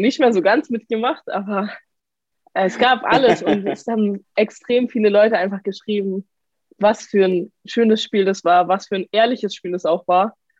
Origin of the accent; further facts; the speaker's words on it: Karlsruhe, Baden-Württemberg, Germany; now in Paris, France; ich komme aus Karlsruhe